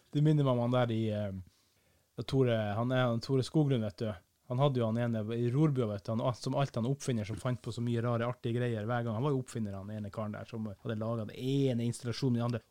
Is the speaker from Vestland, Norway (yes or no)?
no; Kiberg, Finnmark, Norway; jeg er ikke fra Vardø, jeg er fra Kiberg, stedet Gud glemte